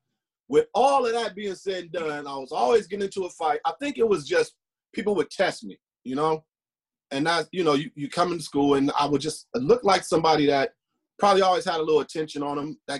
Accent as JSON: {"language": "English", "town": "Los Angeles", "region": "California", "country": "United States", "tie": "born or raised there", "said": "I'm from South Central LA."}